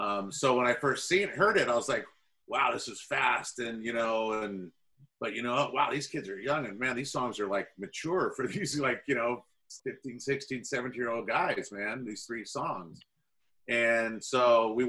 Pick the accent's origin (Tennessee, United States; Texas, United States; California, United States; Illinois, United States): California, United States; Dublin; I grew up in Dublin, where Zet and Phil grew up, you know, small little town, suburb